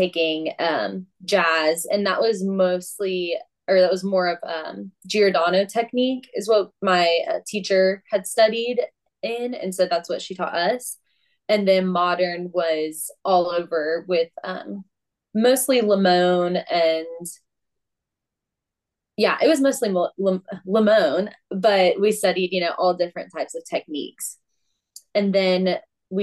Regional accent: Memphis, Tennessee, United States; also born or lived in Bowling Green, Kentucky; I grew up here right in Memphis, Tennessee

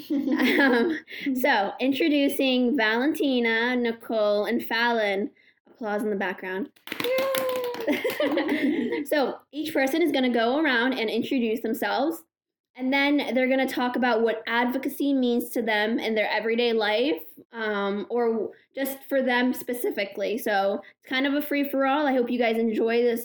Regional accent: Morocco; I'm a Moroccan Muslim woman

